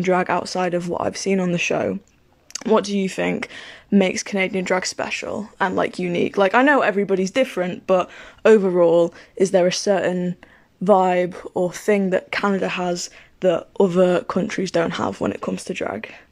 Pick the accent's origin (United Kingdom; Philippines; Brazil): United Kingdom; accent: British; I am a British